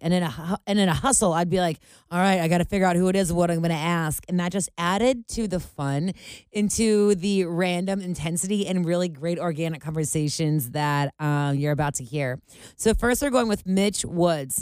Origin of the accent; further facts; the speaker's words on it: Ohio, United States; I'm from Ohio.